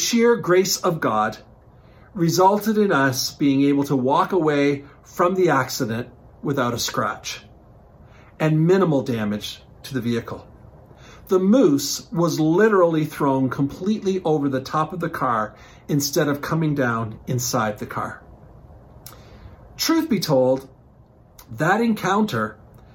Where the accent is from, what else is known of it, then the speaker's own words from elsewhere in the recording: Newfoundland and Labrador, Canada; growing up in Newfoundland